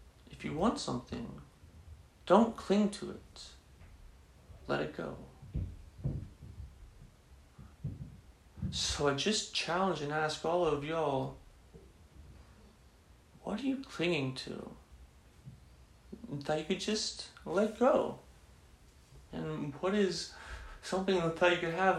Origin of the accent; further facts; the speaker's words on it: Texas, United States; growing up in Texas, growing up Catholic, my mom's very Catholic